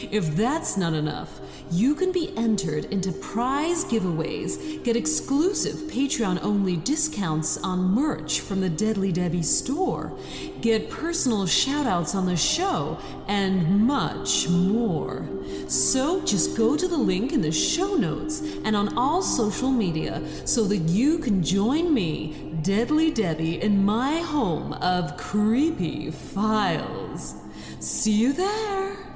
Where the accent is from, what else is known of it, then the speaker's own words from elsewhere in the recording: Sweden; it happened in my home country of Sweden